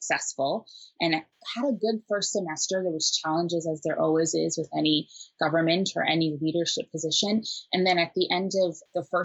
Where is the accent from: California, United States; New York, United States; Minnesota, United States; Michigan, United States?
Minnesota, United States; also born or lived in Nairobi, Kenya; Nairobi born, but Minnesota raised